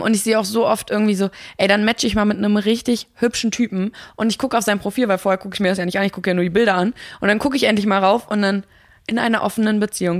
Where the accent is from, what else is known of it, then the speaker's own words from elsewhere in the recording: Mecklenburg-Vorpommern, Germany; moved away; ich komme ja ursprünglich aus Mecklenburg